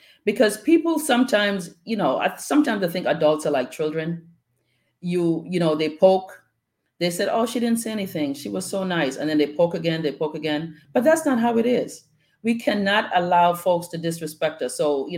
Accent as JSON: {"language": "English", "town": "Bronx", "region": "New York", "country": "United States", "tie": "born or raised there", "said": "My sister Lisa and I were talking the other day about just growing up in the Bronx"}